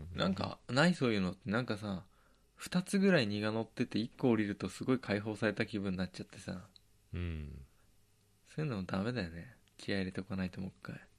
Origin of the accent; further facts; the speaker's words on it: Tochigi, Japan; born or raised there